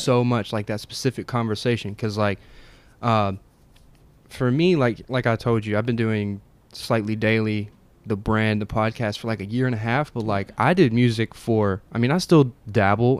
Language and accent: English; Murfreesboro, Tennessee, United States; we're from Murfreesboro